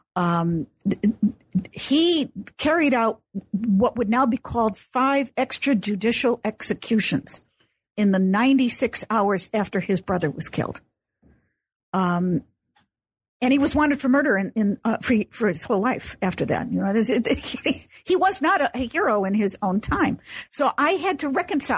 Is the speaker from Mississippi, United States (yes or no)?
no; Chicago, Illinois, United States; I grew up in Chicago, so I'm an Illinois girl